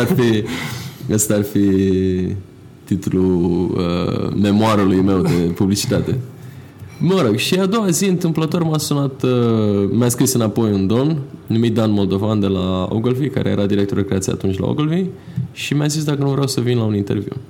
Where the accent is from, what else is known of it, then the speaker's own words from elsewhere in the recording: Bucharest, Romania; m-am născut în București, în militar mai exact